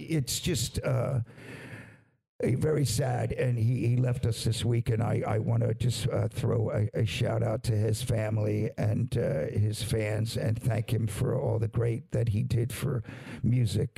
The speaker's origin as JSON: {"language": "English", "town": "Levittown", "region": "Pennsylvania", "country": "United States", "tie": "born or raised there", "said": "where I grew up, I grew up in Levittown, PA"}